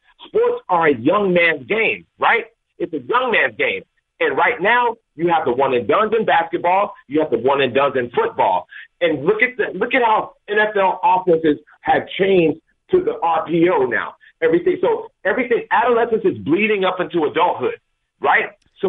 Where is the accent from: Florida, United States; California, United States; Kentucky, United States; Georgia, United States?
Georgia, United States; Atlanta; I'm from Atlanta, right?